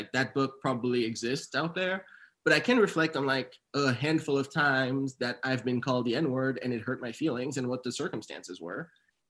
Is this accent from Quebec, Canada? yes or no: yes; township 2 hours from Montreal, Quebec, Canada; also born or lived in Haiti; we moved there when I was like six from Haiti, and like we didn't even move to a city. We moved to like a township 2 hours from Montreal.